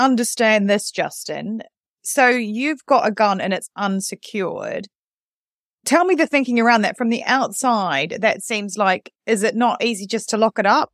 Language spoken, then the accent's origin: English; New Zealand; now in United Kingdom; I grew up in New Zealand